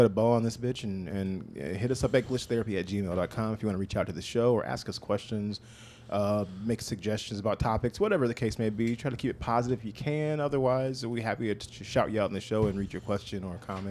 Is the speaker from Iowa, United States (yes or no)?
yes; Iowa, United States